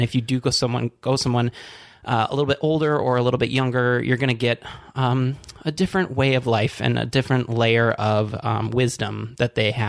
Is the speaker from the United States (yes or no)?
yes; Traverse City, Michigan, United States; now in Chicago, United States; I am from Traverse City, Michigan, and it is the cherry capital of the U.S.